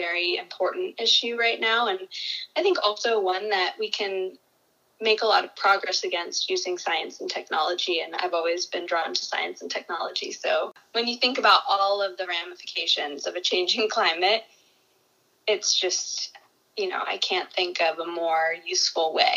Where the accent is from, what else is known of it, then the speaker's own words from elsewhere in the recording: New Hampshire, United States; I grew up in New Hampshire